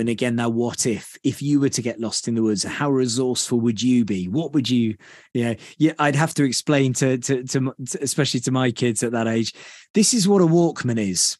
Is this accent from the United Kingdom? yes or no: yes; United Kingdom; being a Brit